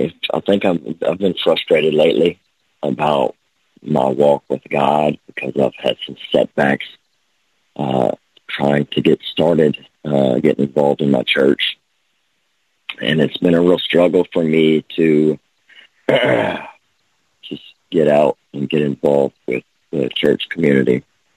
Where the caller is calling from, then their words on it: Lake Charles, Louisiana, United States; from Lake Charles, Louisiana.